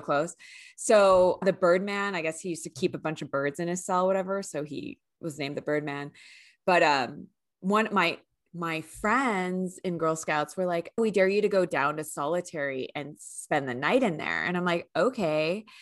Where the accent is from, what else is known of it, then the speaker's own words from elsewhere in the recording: San Francisco, California, United States; I grew up in the Bay Area, and we always did field trips there for school